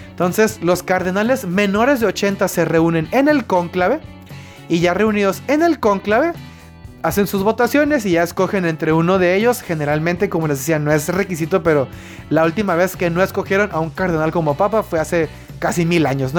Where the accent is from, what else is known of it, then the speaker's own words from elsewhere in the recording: Baja California, Mexico; yo soy del estado de Baja California